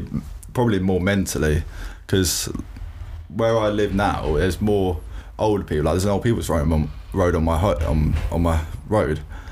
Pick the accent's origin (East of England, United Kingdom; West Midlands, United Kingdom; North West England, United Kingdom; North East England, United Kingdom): East of England, United Kingdom; Waltham Cross; also born or lived in Enfield / St Albans / Welwyn; So I was born in Enfield, obviously. I lived in a little town called Waltham Cross, which is not far from where we are now. So I grew up quite locally to here